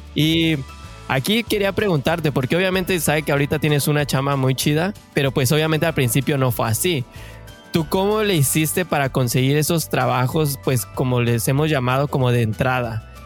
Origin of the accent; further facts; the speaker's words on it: Mexico; now in Canada; mexicanos de corazón